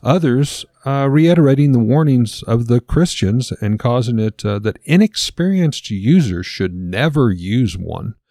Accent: Lebanon, Missouri, United States; we were raised here in the Bible Belt

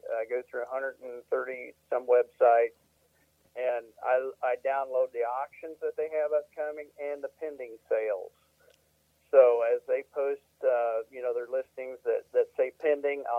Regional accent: Missouri, United States; now in Iowa, United States; I'm from Missouri

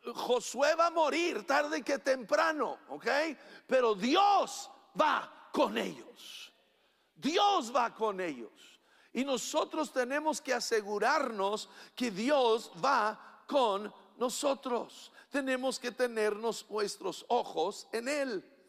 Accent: Chihuahua, Mexico; cuando crecí en la Junta Chihuahua

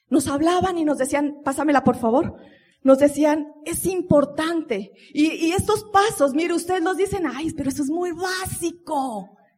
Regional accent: Colombia; porque nosotros como buen colombiano, ¿no? El único día para los hijos, ¿cuándo es? El domingo.

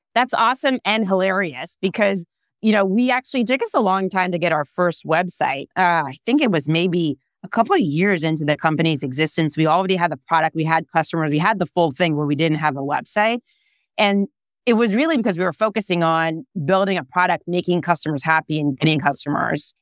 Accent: Israel; English is a second language; moved away as an adult; now in California, United States; I am originally born and raised in Israel.

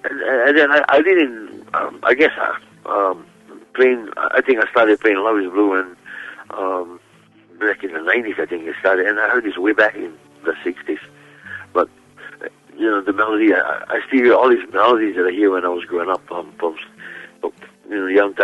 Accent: Kalapana, Hawaii, United States; As I was growing up in Kalapana

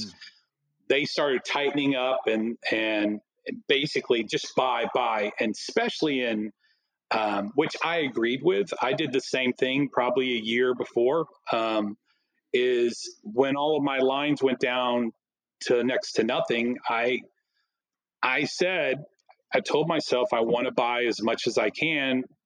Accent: Plano, Texas, United States; I'm from Plano

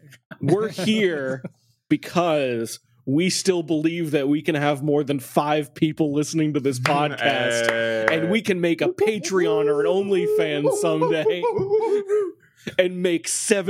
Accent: Boston, Massachusetts, United States; And then because I'm from Boston

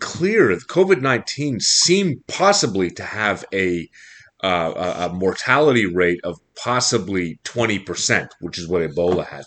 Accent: Montreal, Quebec, Canada

